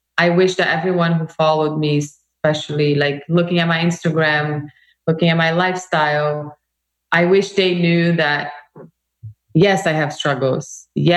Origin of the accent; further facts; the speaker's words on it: Brazil; moved away; I come from Brazil, a very multicultural country, right? My heritage is like, I grew up in this world